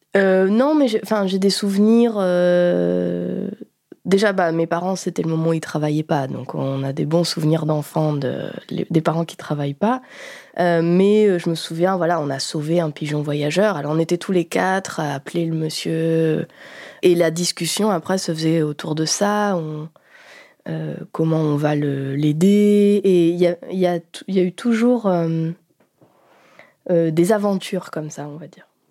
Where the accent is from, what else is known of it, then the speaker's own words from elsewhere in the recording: Béthune, Hauts-de-France, France; j'ai grandi à Béthune, qui est une ville du Nord-Pas-de-Calais